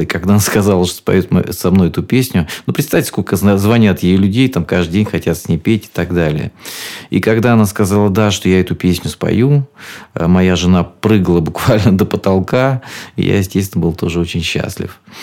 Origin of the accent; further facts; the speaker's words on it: Rostov Oblast, Russia; я из Ростовской области и люблю свой Донской край